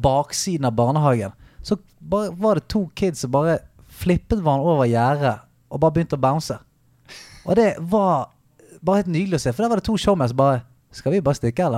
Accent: Bergen, Vestland, Norway; Jeg er fra Bergen

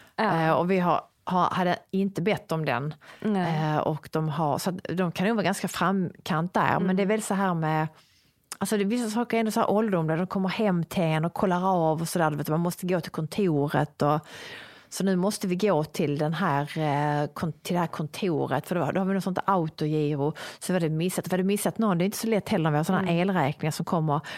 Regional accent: Sweden; also born or lived in Sicily; här hemma i Sverige

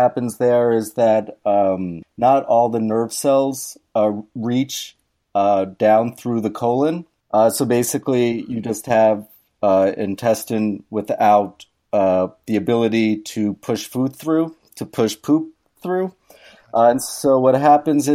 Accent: New York, United States; now in Minneapolis, United States; Originally, I'm from New York, Queens specifically.

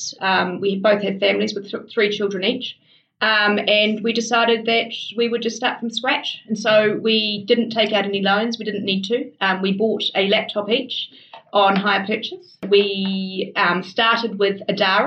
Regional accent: Kaitaia, Northland, New Zealand; I grew up in the far north of New Zealand in a town called Kaitaia

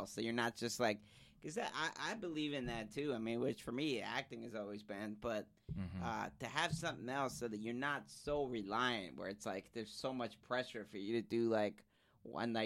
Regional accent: New Haven, Connecticut, United States; now in Los Angeles, United States; I'm from New Haven

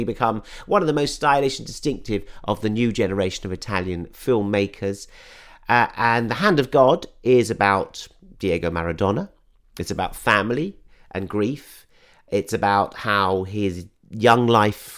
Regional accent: United Kingdom; I'm British

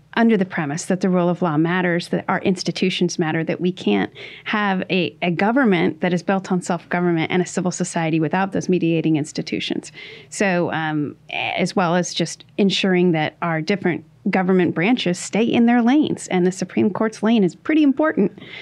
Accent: Washington, United States; my home state of Washington

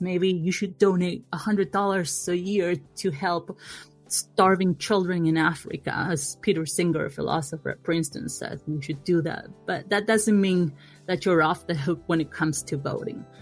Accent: Argentina; moved away; I come from Argentina, voting is compulsory there

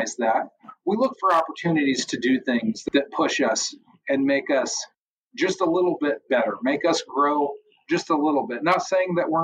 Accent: United States; also born or lived in Missouri; I'm an American.

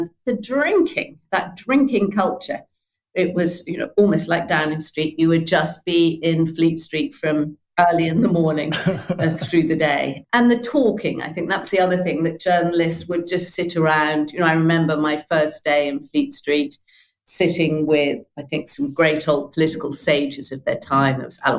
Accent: Malawi; also born or lived in Tunbridge Wells, United Kingdom; I grew up in Malawi and then in the traditional manner of a parent in the what was then the colonial civil service to Tunbridge Wells.

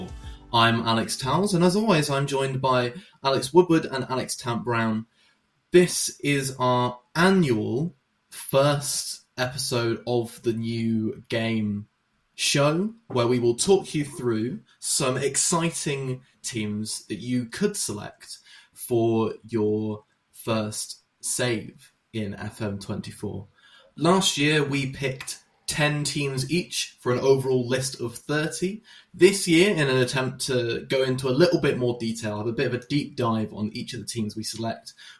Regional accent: Somerset, South West England, United Kingdom; I'm from Somerset

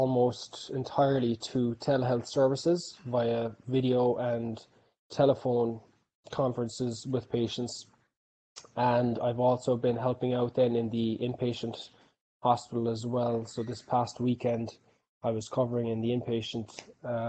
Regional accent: Clonakilty, Munster, Ireland; moved away as an adult; also born or lived in Dallas, Texas; now in Los Angeles, United States; I'm from Clonakilty, County Cork. I've been out here in the US now since 2012.

